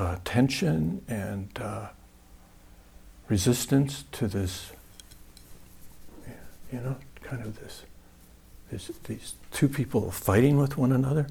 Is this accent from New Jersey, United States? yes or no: no; Wisconsin, United States; I'm from Wisconsin, so I remember one time back when I was really young, this is something you do in Wisconsin